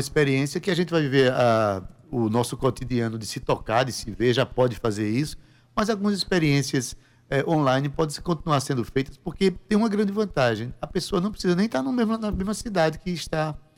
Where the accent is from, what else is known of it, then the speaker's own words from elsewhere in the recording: Paraíba, Brazil; Onde a gente vai, a gente vai como paraibano